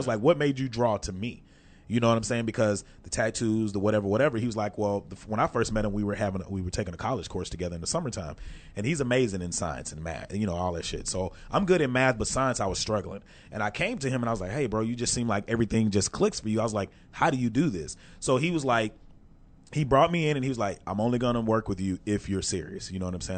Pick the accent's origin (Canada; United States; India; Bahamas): United States; Texarkana; moved away as an adult; also born or lived in Atlanta; I was fresh from Texarkana